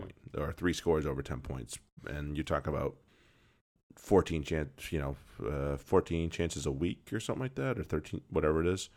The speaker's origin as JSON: {"language": "English", "country": "United States", "said": "you and I being an American rugby fan"}